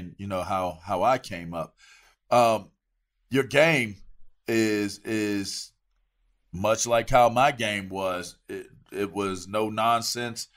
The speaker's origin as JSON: {"language": "English", "region": "East Coast", "country": "United States", "said": "I'm from the East Coast"}